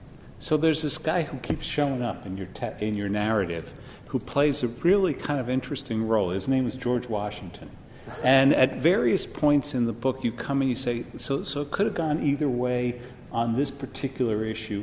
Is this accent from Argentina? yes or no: yes; Argentina; I'm from Argentina.